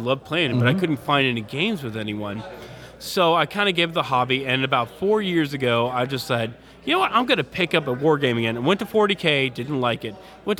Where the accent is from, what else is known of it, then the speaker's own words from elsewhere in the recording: Houston, Texas, United States; also born or lived in Lubbock; I am from the Houston area, but at the time, I was living in Lubbock. Which is the panhandle of Texas.